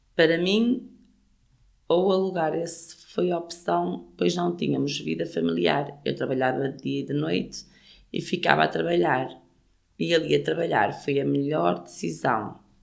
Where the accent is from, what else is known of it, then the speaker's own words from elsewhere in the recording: Gondomar, Porto District, Portugal; now in Rumilly, France; nasci em Sobrido Melos, Gondomar, Distrito do Porto.